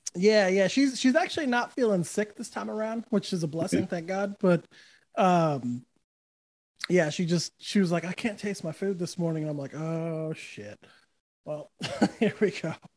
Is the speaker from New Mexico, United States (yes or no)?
yes; New Mexico, United States; moved away; I grew up in New Mexico, so everyone where I was from was either a Bronco fan or a Cowboy fan